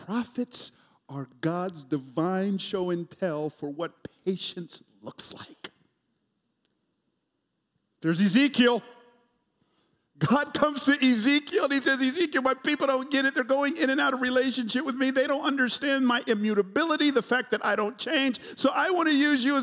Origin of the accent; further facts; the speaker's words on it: Atlanta, Georgia, United States; I grew up in Atlanta, home of the world champion Braves